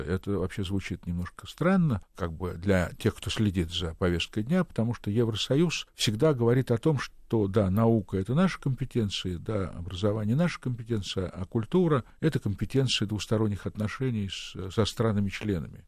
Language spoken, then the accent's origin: Russian; Kyrgyzstan; moved away; я родом из Киргизии